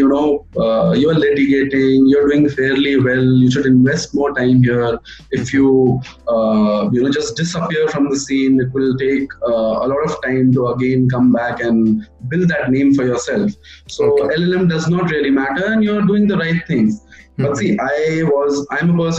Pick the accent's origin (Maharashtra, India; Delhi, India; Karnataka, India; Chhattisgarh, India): Chhattisgarh, India; I want to go back to the High Court in my home state, and I wish to pursue litigation there